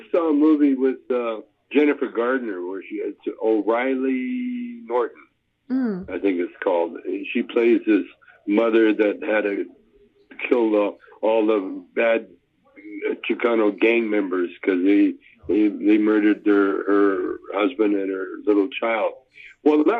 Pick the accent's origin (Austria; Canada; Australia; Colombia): Canada; I was raised in Canada. Calgary is half Chinese